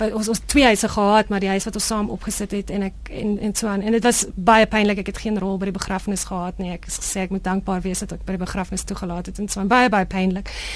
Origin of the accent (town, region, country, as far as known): South Africa; moved away